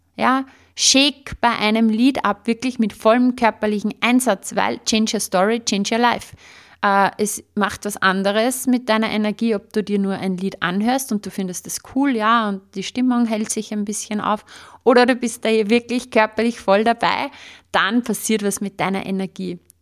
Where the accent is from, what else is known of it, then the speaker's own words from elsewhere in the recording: Upper Austria, Austria; bei uns in Oberösterreich sagt man Watschen